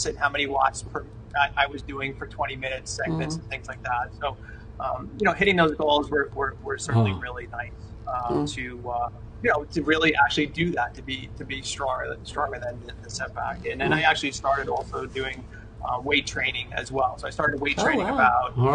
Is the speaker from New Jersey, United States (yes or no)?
yes; Jersey Shore, New Jersey, United States; We grew up on the Jersey Shore